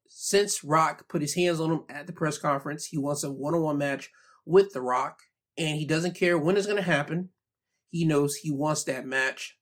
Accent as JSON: {"language": "English", "country": "United States", "said": "being an American"}